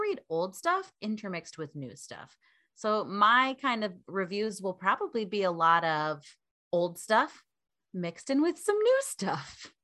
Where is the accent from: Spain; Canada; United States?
United States; Vermont; now in Portland, United States; I am from Vermont originally.